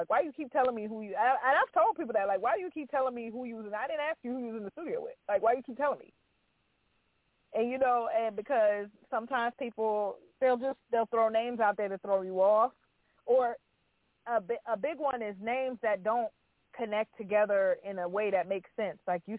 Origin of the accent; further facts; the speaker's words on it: New Jersey, United States; So out of New Jersey, I'm from New Jersey.